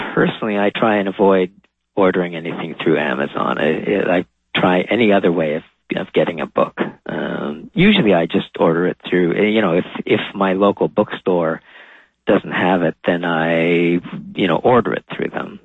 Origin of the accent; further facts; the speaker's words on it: Châteauguay, Quebec, Canada; moved away as an adult; also born or lived in Montreal; now in Toronto, Canada; I was born in Montreal, but grew up outside in one of the suburbs, uh, okay. a place called Chateauguay